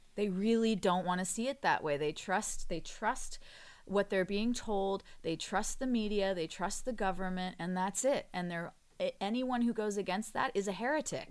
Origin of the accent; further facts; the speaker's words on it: United States; having half English family now and being American